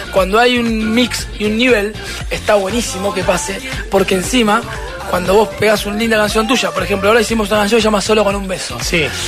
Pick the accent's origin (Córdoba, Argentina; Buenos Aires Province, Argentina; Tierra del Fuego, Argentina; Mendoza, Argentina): Buenos Aires Province, Argentina; La Plata; Nosotros somos de La Plata